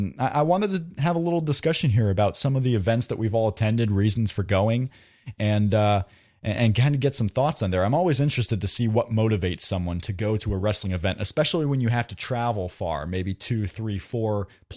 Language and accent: English; Fort Wayne, Indiana, United States; Fort Wayne, my hometown